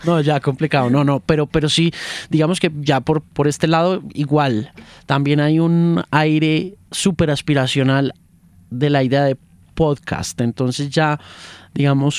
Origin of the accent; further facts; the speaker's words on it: United States; moved away; yo me crié en la USA y me crié en el Spanglish, del cubano, americano y del latino